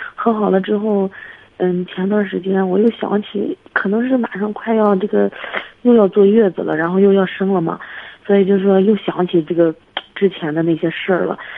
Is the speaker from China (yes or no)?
yes; Hebei, China; 我河北的